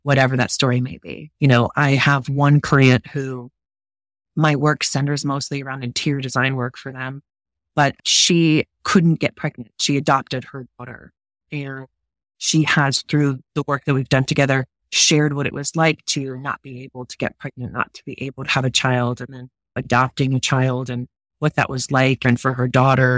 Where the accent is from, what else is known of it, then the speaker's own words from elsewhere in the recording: United States; I'm American